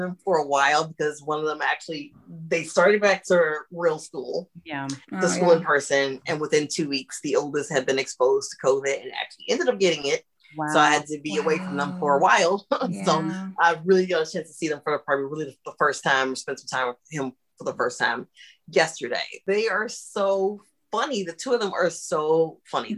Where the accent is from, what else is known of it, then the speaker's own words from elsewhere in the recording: Ohio, United States; I was raised in Ohio, but my mother's from the South.